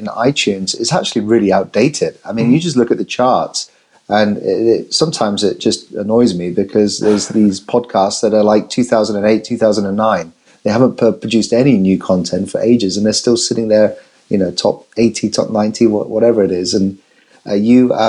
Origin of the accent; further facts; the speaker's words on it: England, United Kingdom; I'm English